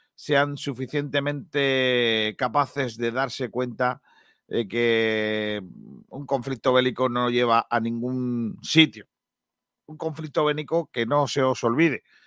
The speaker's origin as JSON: {"language": "Spanish", "town": "Rincón de la Victoria", "region": "Andalusia", "country": "Spain", "said": "mi pueblo, de Rincón de la Victoria"}